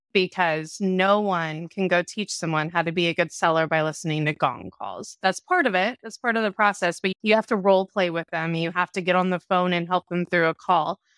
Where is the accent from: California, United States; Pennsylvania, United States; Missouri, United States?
California, United States; Orange County; I grew up in Orange County, California